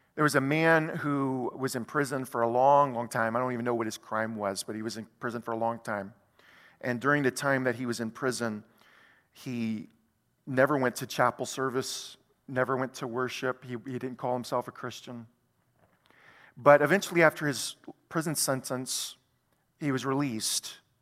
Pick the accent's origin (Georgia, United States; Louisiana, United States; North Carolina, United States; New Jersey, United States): Louisiana, United States; South; who happened to live in South Louisiana in the United States of America